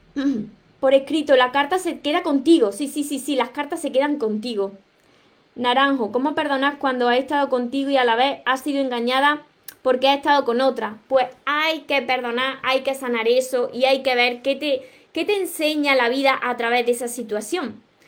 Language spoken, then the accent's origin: Spanish; Andalusia, Spain; De, de España soy, de Andalucía precisamente, del sur de España